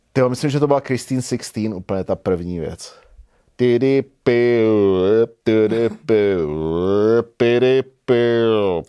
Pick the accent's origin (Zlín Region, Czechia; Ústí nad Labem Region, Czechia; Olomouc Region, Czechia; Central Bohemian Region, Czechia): Central Bohemian Region, Czechia; Hořovice; moved away as an adult; also born or lived in Prague; já jsem odcházel z Gimplu pryč z Hořovic prostě úplně do, do Velké Prahy